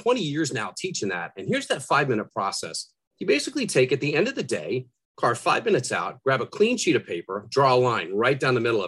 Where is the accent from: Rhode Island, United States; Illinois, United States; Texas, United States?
Rhode Island, United States; I grew up in Rhode Island